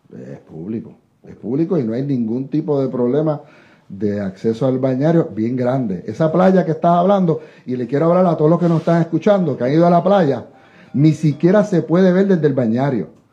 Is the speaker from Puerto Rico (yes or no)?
yes; Dorado, Puerto Rico; soy de doradeño de pura cepa